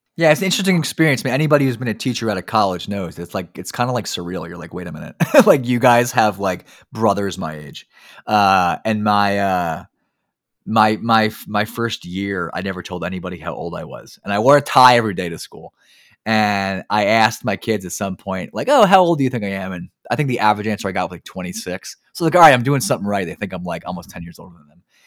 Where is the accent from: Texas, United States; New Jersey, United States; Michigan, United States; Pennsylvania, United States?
New Jersey, United States; I grew up in New Jersey